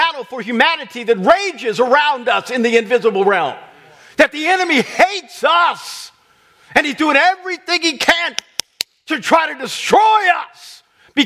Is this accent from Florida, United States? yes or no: no; Kansas, United States; I grew up in Kansas, that's Tornado Alley